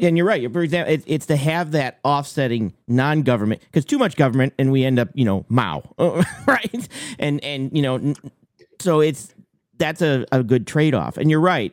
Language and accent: English; Maine, United States; I'm from Maine